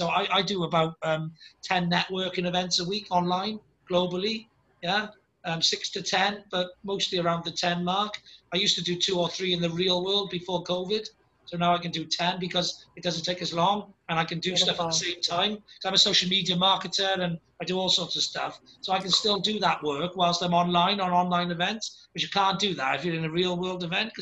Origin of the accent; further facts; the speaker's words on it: Wales, United Kingdom; I'm a Welsh dragon myself